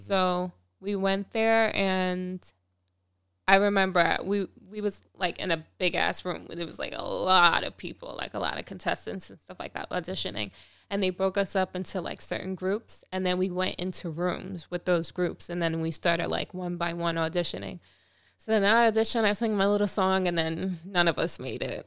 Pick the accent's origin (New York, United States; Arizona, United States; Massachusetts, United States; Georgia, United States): New York, United States; Long Island; my hometown too, Long Island